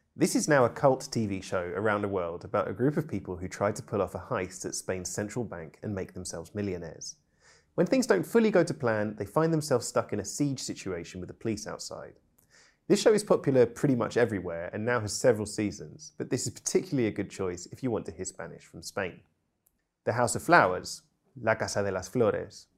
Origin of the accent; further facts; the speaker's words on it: United Kingdom; I'm British polyglot